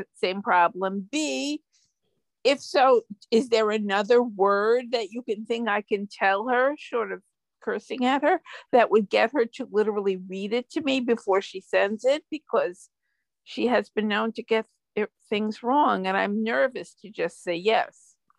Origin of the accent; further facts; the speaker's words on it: New York City, New York, United States; accent: Brooklyn; my Brooklyn accent